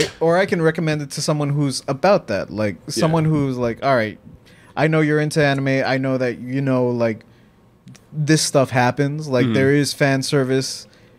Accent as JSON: {"language": "English", "country": "Mexico", "tie": "born or raised there", "said": "Because growing up in Mexico, like, that's the way that the filmmakers back in her time would handle it"}